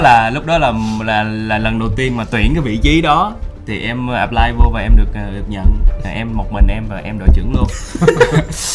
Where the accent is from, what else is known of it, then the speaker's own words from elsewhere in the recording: Sóc Trăng, Vietnam; moved away; dưới quê em ở sóc trăng